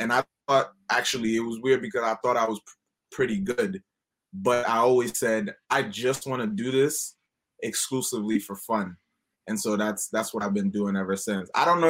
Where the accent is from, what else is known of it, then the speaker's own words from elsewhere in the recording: Haiti; now in United States; I grew up in Haiti.